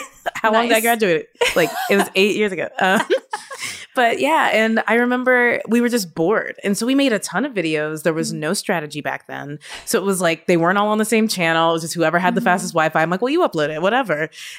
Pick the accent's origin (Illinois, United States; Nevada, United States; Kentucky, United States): Kentucky, United States; so yeah, I'm from Kentucky originally.